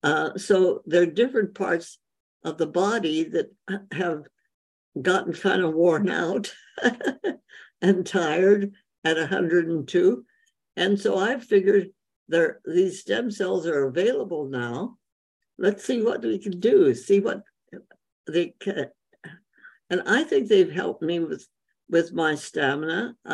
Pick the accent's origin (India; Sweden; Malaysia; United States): India; well, I grew up in India, so Indian food is wonderful.